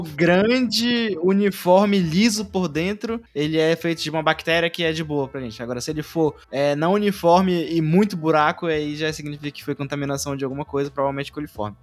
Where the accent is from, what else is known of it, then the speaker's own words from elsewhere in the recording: Amazonas, Brazil; Sou amazonense completo agora.